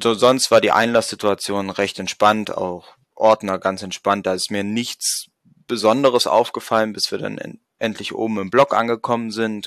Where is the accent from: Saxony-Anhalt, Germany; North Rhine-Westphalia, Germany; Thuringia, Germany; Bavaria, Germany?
Saxony-Anhalt, Germany; Magdeburg; als Magdeburger